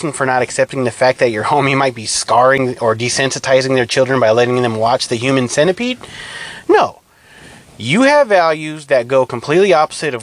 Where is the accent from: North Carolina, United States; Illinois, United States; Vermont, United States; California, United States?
California, United States; I'm from California, I'm Hispanic